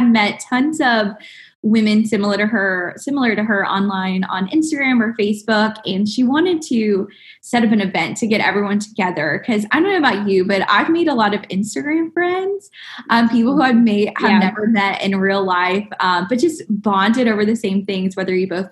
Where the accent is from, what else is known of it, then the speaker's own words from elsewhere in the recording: Alabama, United States; moved away as an adult; also born or lived in Orlando, Florida; I'm originally from Alabama, so born and raised